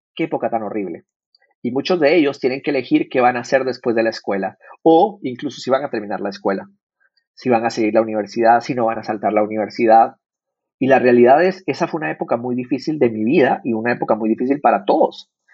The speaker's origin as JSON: {"language": "Spanish", "country": "Guatemala", "tie": "born or raised there", "first_language": "Spanish", "moved": "yes", "lives_now": "San Francisco, United States", "said": "yo nací en Latinoamérica, nací en Guatemala. Yo vengo de una economía de escasez"}